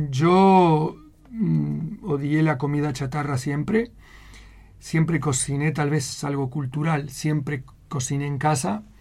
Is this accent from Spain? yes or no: yes; Spain; now in Utah, United States; Yo vine de España en donde era un adicto al buen café.